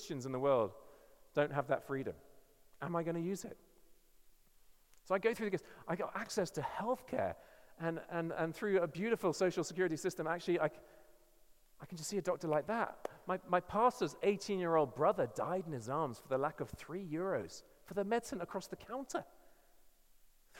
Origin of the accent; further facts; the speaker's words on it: England, United Kingdom; I'm English